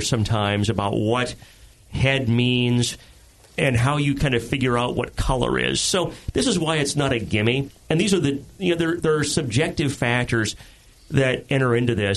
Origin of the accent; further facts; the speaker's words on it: United States; I'm an American.